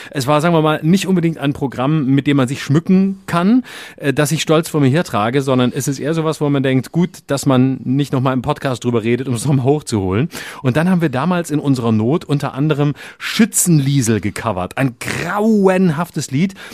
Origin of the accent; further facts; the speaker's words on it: Lörrach, Baden-Württemberg, Germany; Denn da, wo ich herkomme, aus Lörrach, da ist irgendwie ständig äh, Bums, Krach und schlechte Musik und Fassnacht und Gucke-Musik